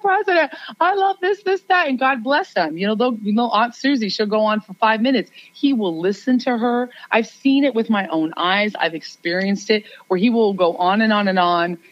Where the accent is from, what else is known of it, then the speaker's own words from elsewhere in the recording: New York, United States; I am a New Yorker